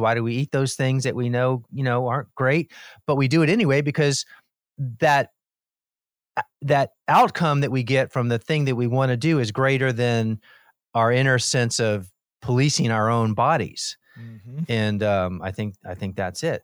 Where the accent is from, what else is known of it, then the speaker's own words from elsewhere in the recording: Miami, Florida, United States; I grew up in Miami and I was the mm-hmm. youngest of four boys.